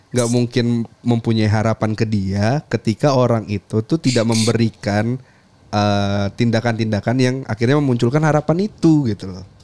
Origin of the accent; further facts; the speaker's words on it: West Java, Indonesia; accent: Sundanese; ketara banget ya logat Sunda gue ya?